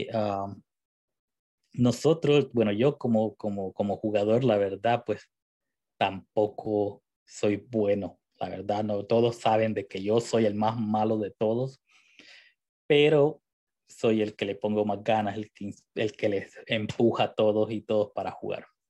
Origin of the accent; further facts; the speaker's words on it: El Salvador; yo soy del Salvador